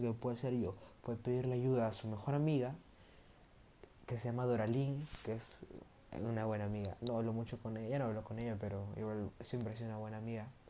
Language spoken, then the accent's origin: Spanish; Peru; entré a un colegio que se llama Pamer, que queda acá en mi, en mi país, que es Perú